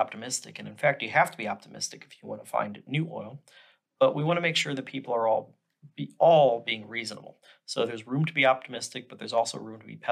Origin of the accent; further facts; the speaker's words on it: Midwest, United States; moved away as an adult; now in Houston, United States; I grew up in the Midwest